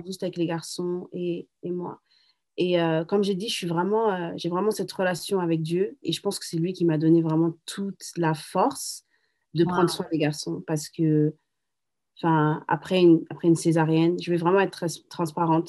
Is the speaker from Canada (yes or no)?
no; Paris, Île-de-France, France; moved away as an adult; now in Boston, United States; je suis de Paris. Euh, je suis venue aux États-Unis quand j'avais 21 ans